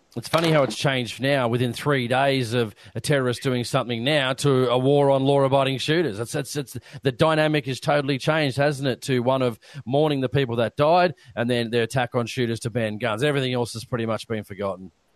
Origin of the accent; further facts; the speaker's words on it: Australia; us being Australian